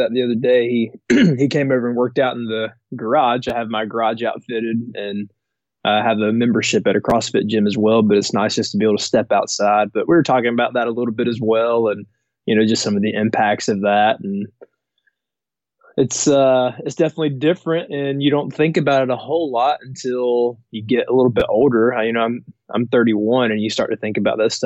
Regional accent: Gwinnett County, Georgia, United States; I was born in Gwinnett County

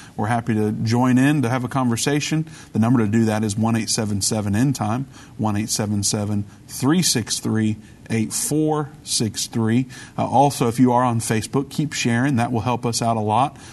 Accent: United States; as an American and as a Christian

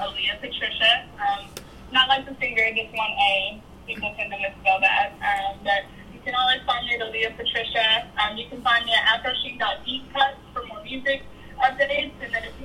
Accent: Nashville, Tennessee, United States; I'm from Sorry, Nashville.

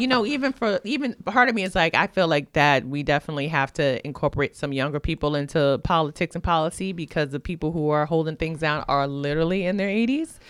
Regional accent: New York City, New York, United States; I grew up in Williamsburg, so when I was a kid growing up in Orthodox Jewish Williamsburg

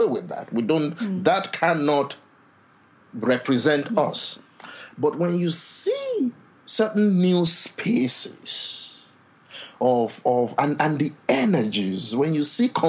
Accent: Nigeria; now in Ottawa, Canada; a Nigerian public intellectual

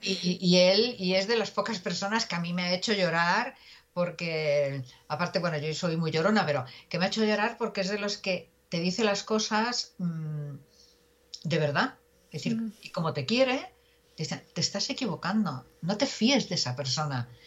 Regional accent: Galicia, Spain; somos gallegos

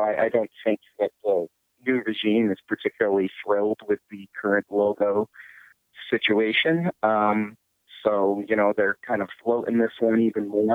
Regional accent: Massachusetts, United States; I grew up in Massachusetts

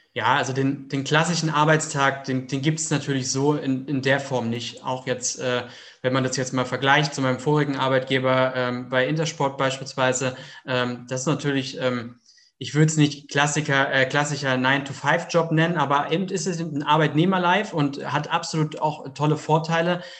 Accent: Heidelberg region, Baden-Württemberg, Germany; 33 Jahre alt, komme aus der Region Heidelberg

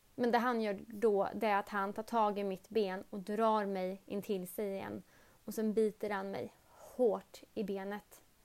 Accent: Örebro, Örebro County, Sweden; jag kommer ifrån Örebro

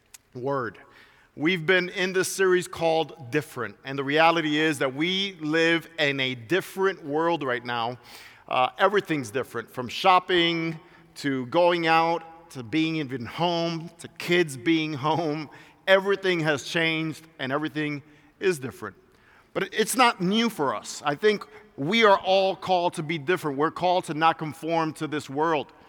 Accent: New York City, New York, United States; moved away; also born or lived in Puerto Rico (ancestry); I grew up being in New York City, and I grew up from Puerto Rican descent

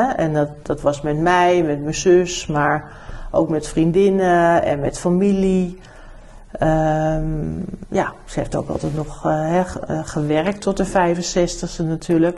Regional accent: Amsterdam, North Holland, Netherlands; also born or lived in New Zealand; Dus wij zijn echt Amsterdammers. We zijn vanaf eh, hè, al die, dat we in Nederland kwamen, heb ik gewoon altijd in Amsterdam gewoond.

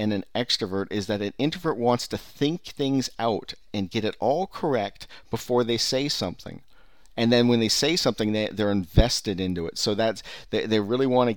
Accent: Bay Area, California, United States; I'm from from the Bay Area

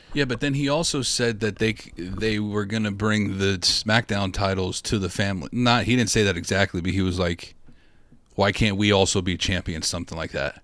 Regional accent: New York, United States; I'm from New York

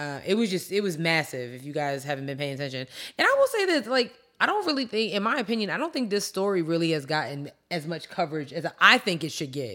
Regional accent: New York, United States; growing up in New York

